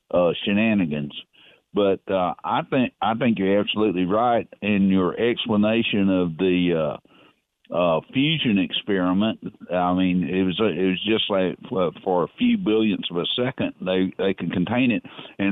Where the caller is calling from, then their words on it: Darlington, North East England, United Kingdom; in Darlington.